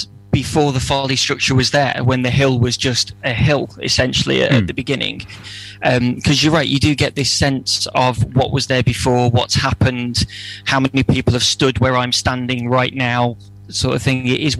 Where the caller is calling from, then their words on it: West Midlands, United Kingdom; So I'm calling from Malcop, just outside Stoke-on-Trent.